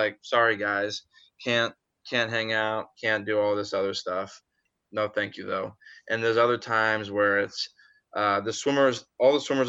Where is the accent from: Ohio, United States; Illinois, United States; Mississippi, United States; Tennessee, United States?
Illinois, United States; Springfield; I came from Springfield, Illinois is the birthplace of where I'm from.